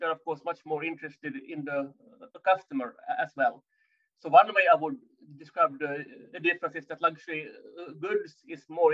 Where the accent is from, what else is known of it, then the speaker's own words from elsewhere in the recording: Finland; moved away as an adult; now in France; I'm originally from Finland, based in France since 10 and a half years